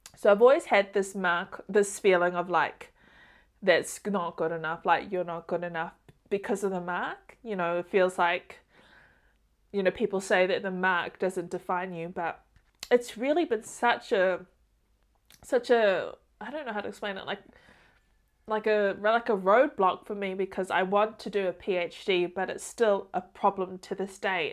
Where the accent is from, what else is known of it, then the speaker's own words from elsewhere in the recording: Auckland, New Zealand; also born or lived in Samoa; I wanted to come back home to New Zealand and Auckland, which is where I'm from